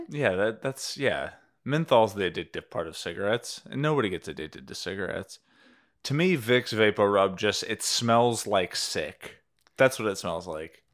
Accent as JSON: {"language": "English", "town": "Cleveland", "region": "Tennessee", "country": "United States", "tie": "born or raised there", "moved": "yes", "said": "this restaurant, Fazoli's, it's a fast food Italian place, uh, in my hometown"}